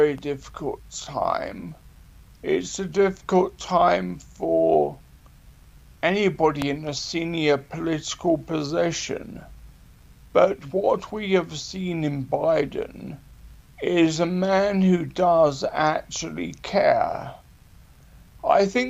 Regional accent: United Kingdom; even though I'm a Brit

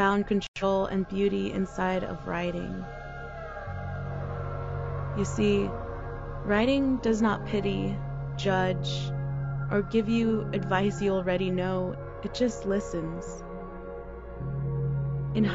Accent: Daly City, California, United States; now in San Francisco, United States; I grew up in Daly City, California

